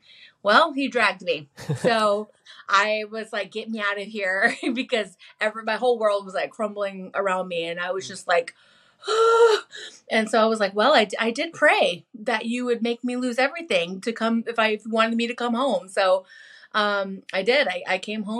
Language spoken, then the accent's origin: English; Washington, United States; also born or lived in Stockton, California; I'm born and raised in Washington